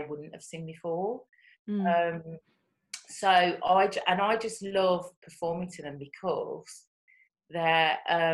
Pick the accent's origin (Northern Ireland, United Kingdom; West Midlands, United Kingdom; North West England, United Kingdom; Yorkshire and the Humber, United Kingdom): West Midlands, United Kingdom; Birmingham; accent: Brummie; moved away as an adult; now in London, United Kingdom; my Brummie accent.